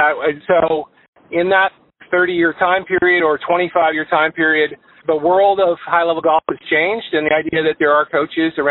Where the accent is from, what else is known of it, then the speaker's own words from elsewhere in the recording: Canada; moved away as an adult; now in Florida, United States; I'm Canadian, and I came to South Florida originally to pursue some golf myself